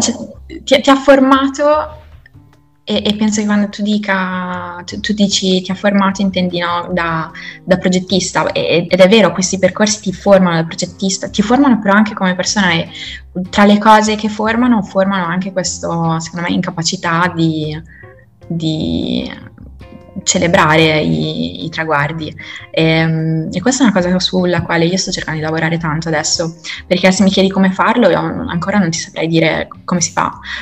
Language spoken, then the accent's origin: Italian; Italy; moved away; In Italia ritornerò assolutamente, nel senso che sono molto, molto innamorata io della, del mio paese